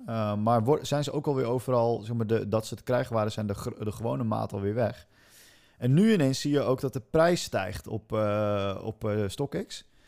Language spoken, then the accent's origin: Dutch; Netherlands; want ik ben een Hollander